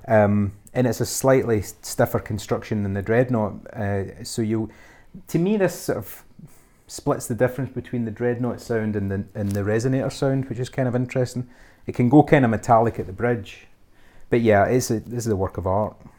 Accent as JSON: {"language": "English", "region": "Scotland", "country": "United Kingdom", "said": "being Scottish"}